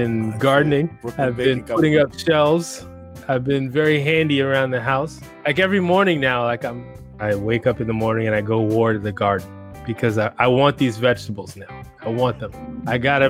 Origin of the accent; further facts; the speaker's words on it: New York City, New York, United States; growing up in Cambridge Heights